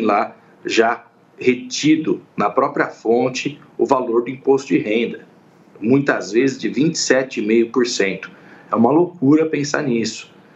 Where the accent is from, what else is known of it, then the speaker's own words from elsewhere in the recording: Brazil; como brasileiro